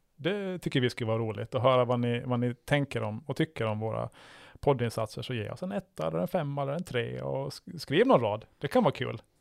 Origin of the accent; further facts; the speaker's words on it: Åland Islands; jag är född här